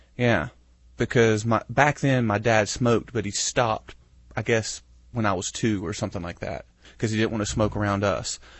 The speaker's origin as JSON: {"language": "English", "country": "United States", "said": "being American"}